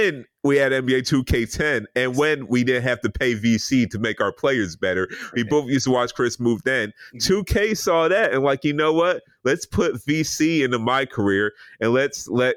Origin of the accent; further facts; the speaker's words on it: Nigeria; I'm Nigerian